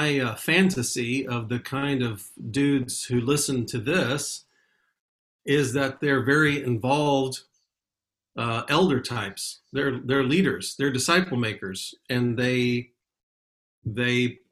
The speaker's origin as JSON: {"language": "English", "town": "Houston", "region": "Texas", "country": "United States", "tie": "born or raised there", "said": "The place where I grew up in Houston"}